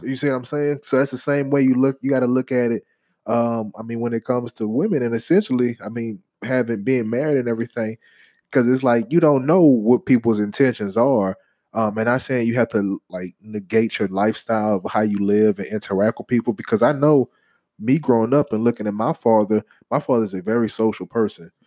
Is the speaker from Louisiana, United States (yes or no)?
yes; New Orleans, Louisiana, United States; I'm from the Crescent City